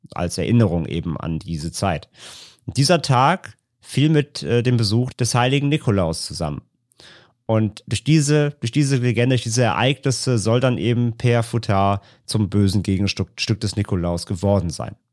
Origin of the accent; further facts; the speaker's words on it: Rhineland, Germany; bei uns im Rheinland